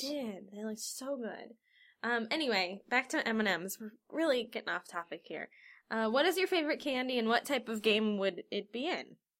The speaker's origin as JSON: {"language": "English", "town": "Cincinnati", "region": "Ohio", "country": "United States", "said": "we're from Cincinnati"}